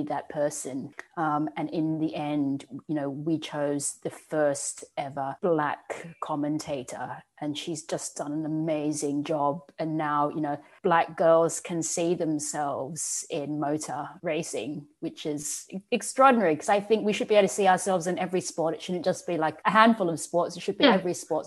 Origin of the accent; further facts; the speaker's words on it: Australia; I grew up in Australia in an all-white background